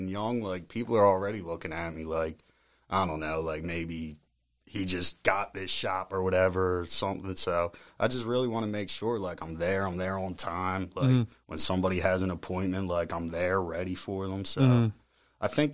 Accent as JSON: {"language": "English", "town": "Ridley", "region": "Pennsylvania", "country": "United States", "tie": "born or raised there", "said": "I'm born and raised in Ridley"}